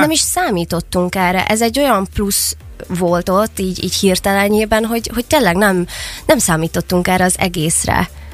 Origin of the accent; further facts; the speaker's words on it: Szeged, Csongrád-Csanád, Hungary; mivel itt nőttem fel, és itt élek jelenleg is